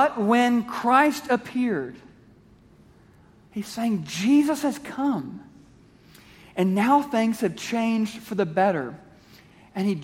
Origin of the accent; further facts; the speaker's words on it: Kansas City, Missouri, United States; I grew up in Kansas City, Missouri, which is 45 minutes from Lawrence, Kansas